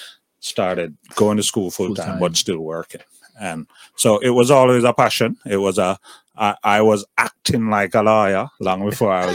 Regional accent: Jamaica; moved away as an adult; also born or lived in Kingston, Jamaica; now in United States; as a youngster growing up in Jamaica

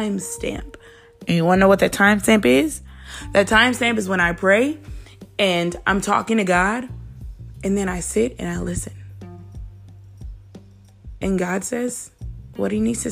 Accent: Mississippi, United States; I'm from Mississippi

